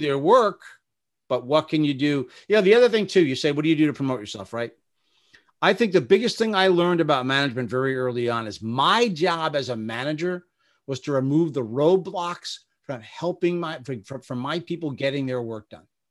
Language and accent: English; Bergen County, New Jersey, United States; I started off at my hometown newspaper in Bergen County, New Jersey